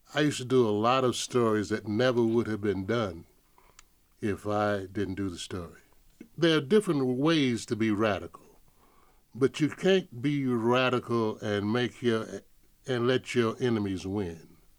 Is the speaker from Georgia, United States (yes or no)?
yes; Atlanta, Georgia, United States; moved away as an adult; growing up in Atlanta, and I never thought I would end up living here